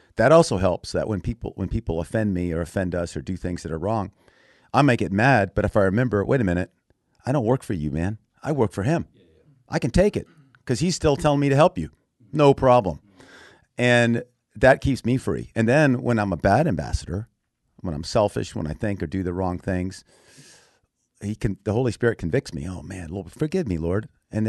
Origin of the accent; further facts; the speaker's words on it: Thailand; also born or lived in Texas; I was born in Texas, but I grew up as a missionary kid in Thailand.